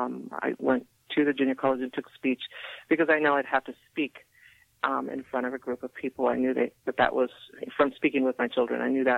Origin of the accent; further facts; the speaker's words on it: San Gabriel, California, United States; also born or lived in Alhambra, California / Whittier, California; I began in the San Gabriel Valley. I attended Barnacle High School in Alhambra. I grew up in San Gabriel.